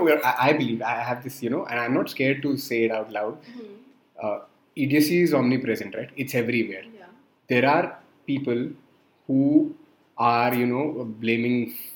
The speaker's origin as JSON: {"language": "English", "town": "Jammu", "region": "Jammu and Kashmir", "country": "India"}